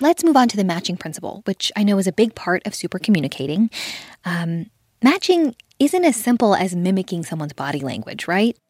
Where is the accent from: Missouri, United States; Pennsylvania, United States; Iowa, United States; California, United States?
California, United States; Los Angeles; I'm from L A. I, I grew up in the San Fernando Valley